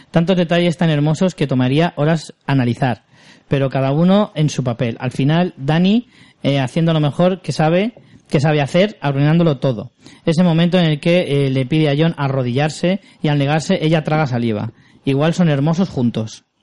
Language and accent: Spanish; Extremadura, Spain; Soy extremeña hasta las trancas y me ha hecho mucha ilusión ver Cáceres